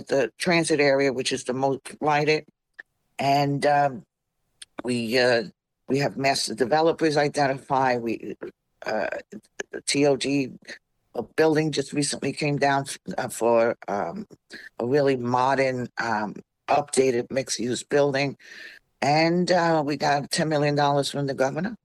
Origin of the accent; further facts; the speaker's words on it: New York City, New York, United States; moved away as an adult; also born or lived in Hampton Bays, Long Island; now in Long Island, United States; I was born in the Bronx. I was raised in the Bronx, and I came out to Long Island in 1999 in Hampton Bays.